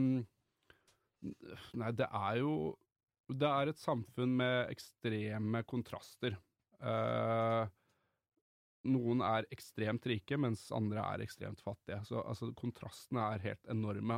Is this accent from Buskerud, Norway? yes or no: yes; Drammen, Buskerud, Norway; jeg er fra Drammen